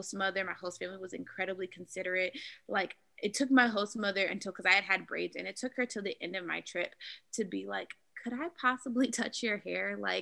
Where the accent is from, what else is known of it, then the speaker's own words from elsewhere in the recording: United States; I'm American and I can't tell you where in Africa I'm from.